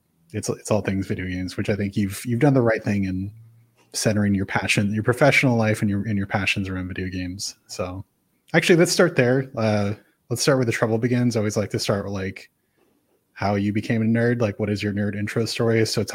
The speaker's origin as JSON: {"language": "English", "region": "California", "country": "United States", "tie": "born or raised there", "said": "I guess, so I'm natively from the San Francisco Bay Area, which is where Emeryville is from"}